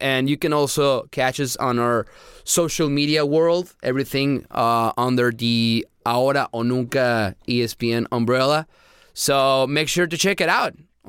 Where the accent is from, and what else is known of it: San Luis Potosí, Mexico; born or raised there